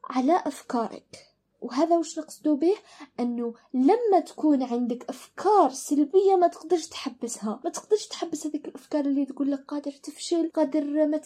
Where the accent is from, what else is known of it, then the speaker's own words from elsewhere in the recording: Algeria; لأنه دائما إحنا كأشخاص وبالتحديد كجزائريين